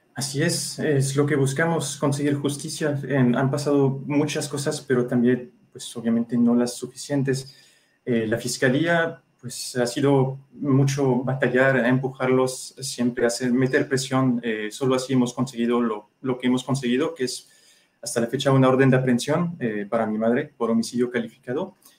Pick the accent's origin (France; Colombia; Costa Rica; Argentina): France; now in Mexico; Soy ciudadano francés